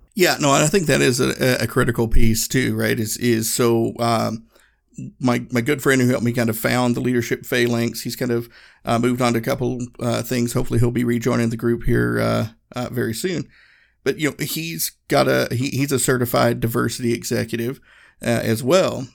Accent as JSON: {"language": "English", "region": "Northeast Tennessee", "country": "United States", "tie": "born or raised there", "moved": "yes", "said": "I grew up in Northeast Tennessee. My hometown was a small town in the Smoky Mountains"}